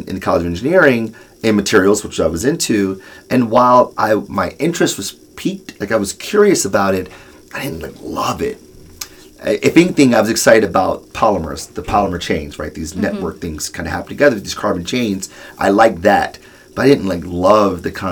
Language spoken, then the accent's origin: English; Detroit, Michigan, United States; I'm born and raised in Detroit, product from the city